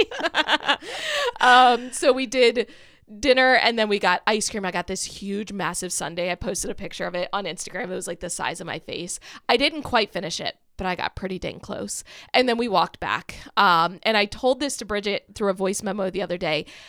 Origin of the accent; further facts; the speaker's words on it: Kent Island, Maryland, United States; also born or lived in Salisbury, Maryland; I grew up on Kent Island, which Maryland has the Chesapeake Bay